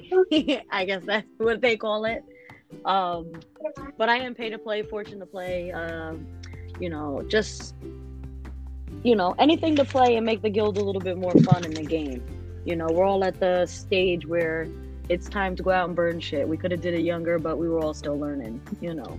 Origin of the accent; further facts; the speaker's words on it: New York, United States; I'm from New York